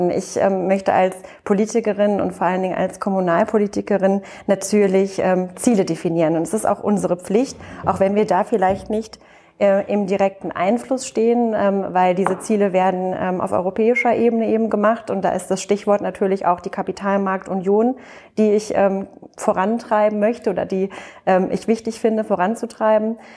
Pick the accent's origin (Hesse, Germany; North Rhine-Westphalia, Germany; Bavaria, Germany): Hesse, Germany; Frankfurt; Also ich bin Frankfurterin und die Paulskirche gehört für mich zu den Wahrzeichen Frankfurts.